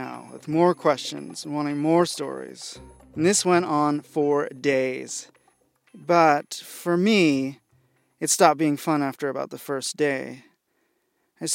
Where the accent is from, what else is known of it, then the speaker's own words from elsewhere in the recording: Seattle, Washington, United States; my Seattle Montessori